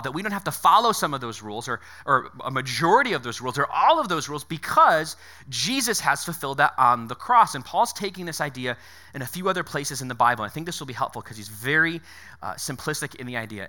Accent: Connecticut, United States; moved away; I was born in Connecticut

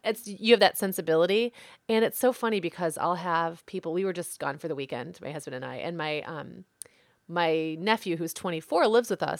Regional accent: Midwest, United States; I'm from the Midwest

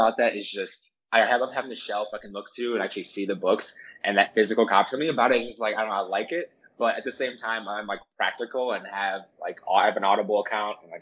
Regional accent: Milwaukee, Wisconsin, United States; I'm from Milwaukee, Wisconsin

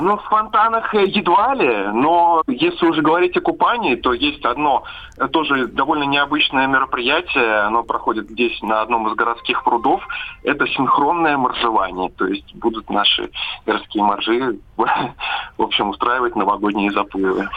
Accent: Siberia, Russia; Мы сибиряки

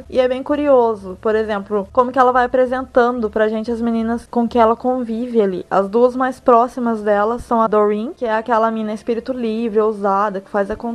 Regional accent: Minas Gerais, Brazil; dona de um sotaque que poderia muito bem ter sido criado pelo Dr. Frankenstein, já que eu sou mineira, moro no Rio Grande do Sul há 4 anos

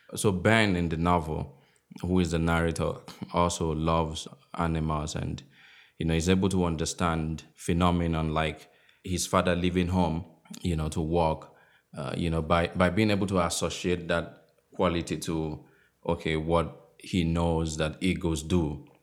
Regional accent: Akure, Ondo, Nigeria; moved away; I grew up in the West where Yoruba is a, is a language

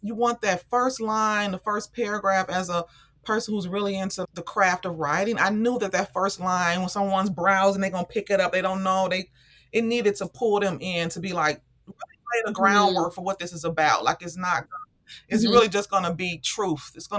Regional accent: Chicago, Illinois, United States; Chicago, South Side.

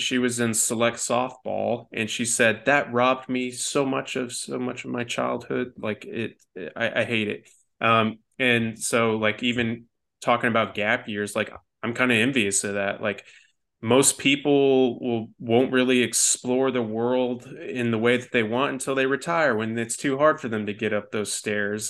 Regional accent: Denton, Texas, United States; growing up in Denton, Texas before it, like, really blossomed into what it is now

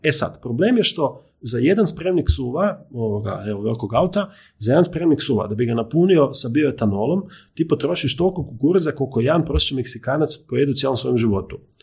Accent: Križevci, Koprivnica-Križevci County, Croatia; ja sam iz Križevaca

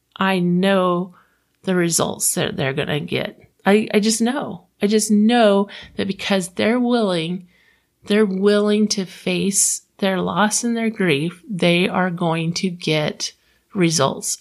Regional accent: Florida, United States; now in Utah, United States; I'm from Florida

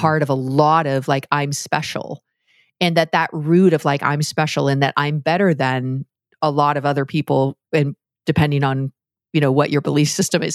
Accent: Canada; I'm Canadian

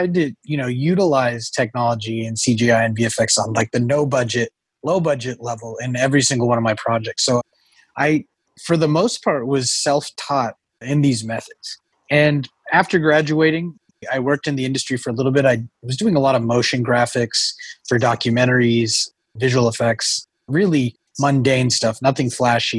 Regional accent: Oklahoma, United States; growing up in Oklahoma, I did not have too much to do other than sit around, watch movies, and read books

